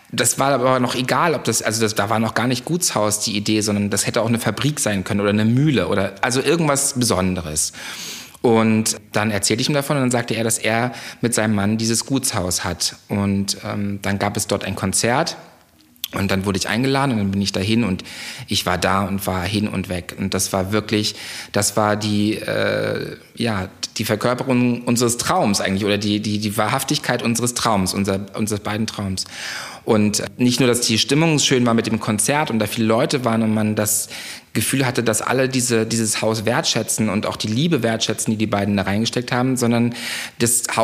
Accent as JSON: {"language": "German", "town": "Parchim", "region": "Mecklenburg-Vorpommern", "country": "Germany", "tie": "born or raised there", "also_born_or_lived": "Munich", "moved": "yes", "said": "aus einer kleinen Kreisstadt in der Nähe von Schwerin, äh, die nennt sich Parchim und ähm, bin da aufgewachsen äh, bei meinen Eltern"}